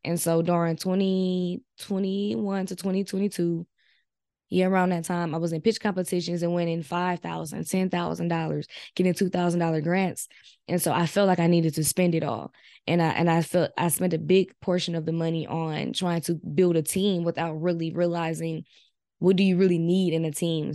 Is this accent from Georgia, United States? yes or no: no; Milwaukee, Wisconsin, United States; I'm from Milwaukee, Wisconsin, and I'm twenty-six years old.